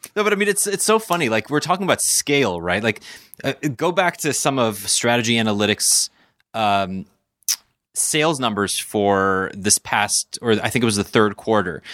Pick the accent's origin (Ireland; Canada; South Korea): Canada; me being Canadian